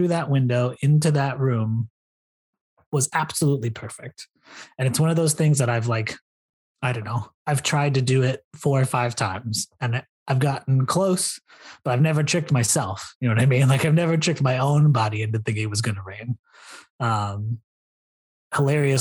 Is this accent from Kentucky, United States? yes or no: yes; Louisville, Kentucky, United States; moved away; my hometown of Louisville, Kentucky